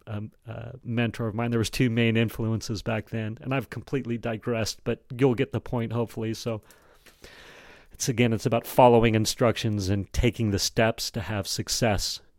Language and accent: English; Jackson, United States; growing up in Jackson and being, uh, into snow sports